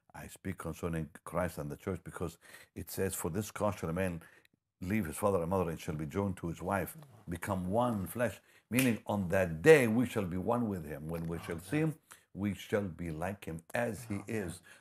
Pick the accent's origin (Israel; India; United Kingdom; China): Israel; moved away; I'm from Israel